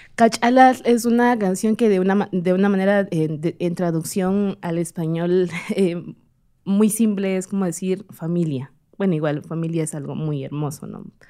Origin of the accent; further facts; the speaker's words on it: Comalapa, Chimaltenango, Guatemala; ejercí dos años en, en, en Comalapa, en mi pueblo